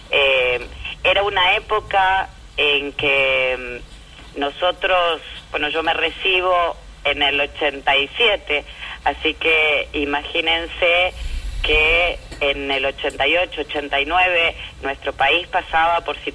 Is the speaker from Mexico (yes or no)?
no; Argentina; born there; yo nací en la democracia, en la Argentina